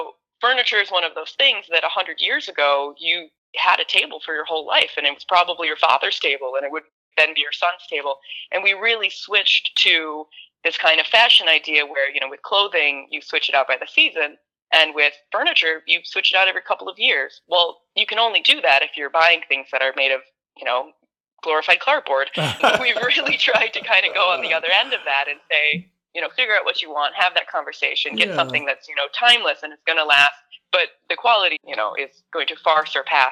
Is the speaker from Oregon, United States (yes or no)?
no; West Bloomfield, Michigan, United States; also born or lived in Ferndale, Michigan; I grew up in West Bloomfield, kind of Walled Lake area.